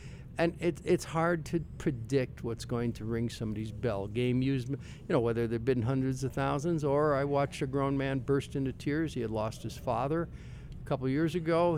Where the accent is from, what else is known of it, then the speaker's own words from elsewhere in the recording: United States; growing up in America